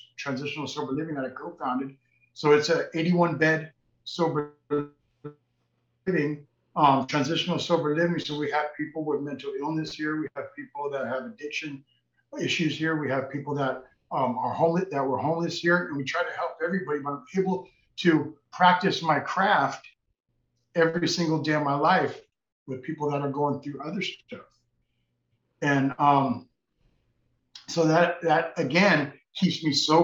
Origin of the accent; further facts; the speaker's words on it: Redondo Beach, California, United States; now in Los Angeles, United States; I was raised in Redondo Beach